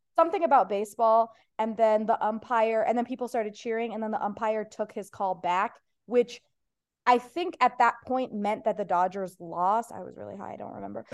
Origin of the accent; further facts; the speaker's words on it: Ohio, United States; first language Persian; English is a second language; now in Los Angeles, United States; I'm from Ohio